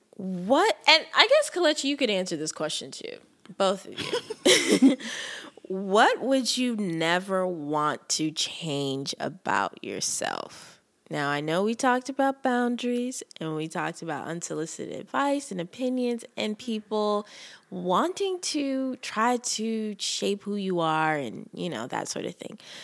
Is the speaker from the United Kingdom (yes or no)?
no; Nigeria; being a Nigerian woman